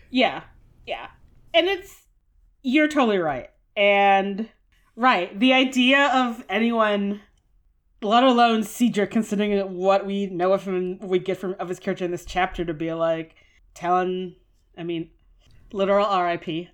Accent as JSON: {"language": "English", "country": "United States", "said": "as an American teen and child"}